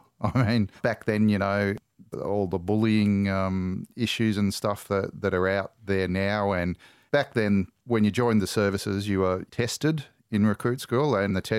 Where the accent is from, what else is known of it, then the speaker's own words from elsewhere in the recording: Australia; Well, I grew up all around Australia because my father was in the Navy.